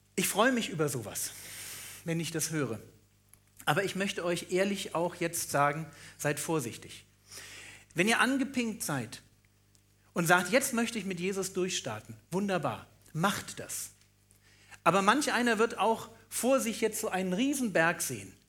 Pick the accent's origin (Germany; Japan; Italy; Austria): Germany; Berlin; ich bin auch Berliner